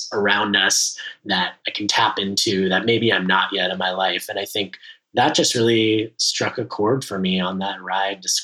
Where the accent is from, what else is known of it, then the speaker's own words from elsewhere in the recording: Los Angeles, California, United States; I grew up in the Valley, the infamous San Fernando Valley, the Valley of the movies